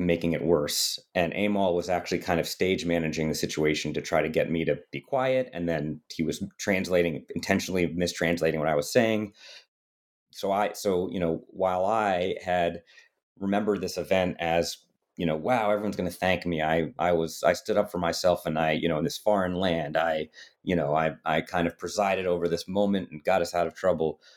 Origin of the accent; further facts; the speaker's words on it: United States; I had white skin and was from America